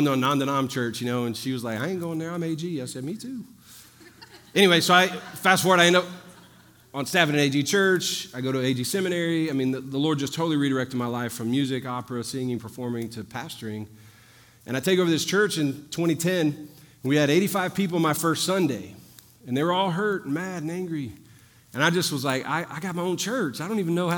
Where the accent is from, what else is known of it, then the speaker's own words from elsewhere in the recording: New Orleans, Louisiana, United States; I'm from New Orleans, the other end of the Mississippi River